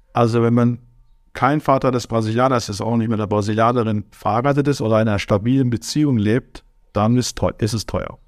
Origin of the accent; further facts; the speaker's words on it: Germany; moved away as an adult; also born or lived in Switzerland / Aargau / Turkey (ancestry); now in Brazil; in meinem ganzen Leben Deutschland geboren, aufgewachsen